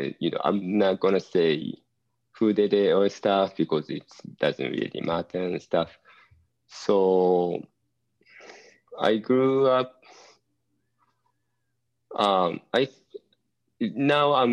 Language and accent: English; Japan; English is a second language; moved away as an adult; also born or lived in Eugene, Oregon / Southern California; growing up in Japan